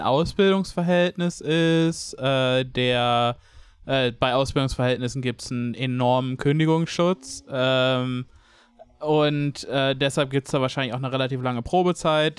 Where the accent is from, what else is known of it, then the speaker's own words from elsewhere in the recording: West Germany, Germany; ich als Wessi